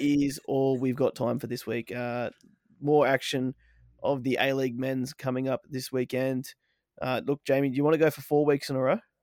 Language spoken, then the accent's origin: English; Australia; we are from Australia. The land down under